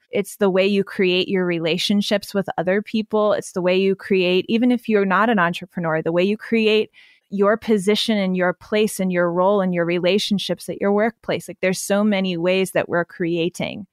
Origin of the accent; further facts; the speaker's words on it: Pennsylvania, United States; I grew up in Amish country in the middle of Pennsylvania